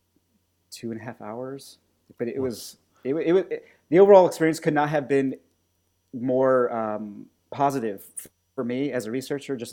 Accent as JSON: {"language": "English", "country": "United States", "moved": "yes", "lives_now": "United Kingdom", "said": "I'm an American living in the UK"}